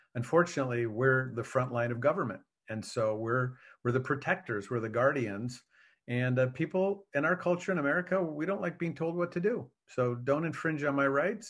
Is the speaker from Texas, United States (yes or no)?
no; Wisconsin, United States; I was raised in Wisconsin